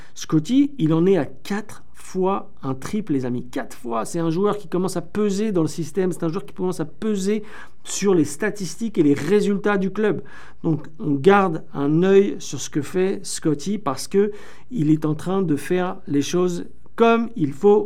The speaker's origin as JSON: {"language": "French", "country": "France", "accent": "French", "said": "mon petit accent français"}